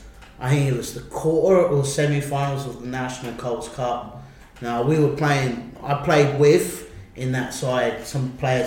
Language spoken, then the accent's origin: English; Isle of Wight, South East England, United Kingdom; born or raised there; moved away as an adult; now in Budapest, Hungary